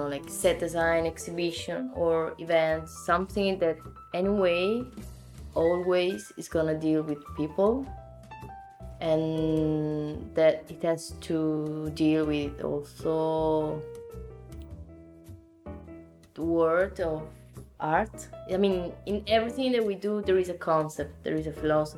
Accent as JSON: {"language": "English", "town": "Naples", "region": "Campania", "country": "Italy", "also_born_or_lived": "Zurich", "second_language": "English", "moved": "yes", "lives_now": "Milan, Italy", "said": "I come from Naples, as I said, and in my city, you can really feel still a real and old tradition"}